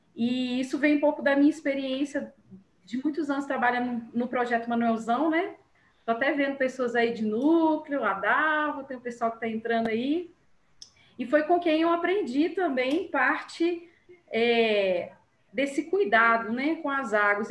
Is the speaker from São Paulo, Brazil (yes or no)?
no; Belo Horizonte metropolitan region, Minas Gerais, Brazil; eu não sou de Belo Horizonte, eu sou da região metropolitana